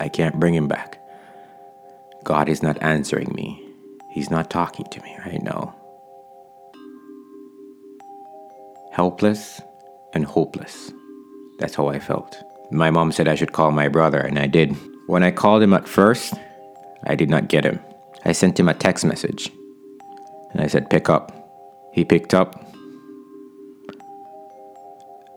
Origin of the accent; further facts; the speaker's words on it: Jamaica; my town right now, my hometown